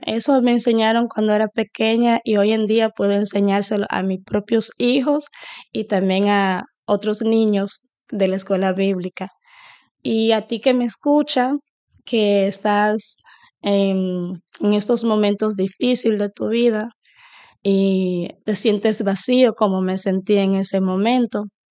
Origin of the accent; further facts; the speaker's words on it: Dominican Republic; now in Sweden; Soy dominicana, eh, residente en Suecia ahora mismo, pero ahora me encuentro de visita en mi país con mi familia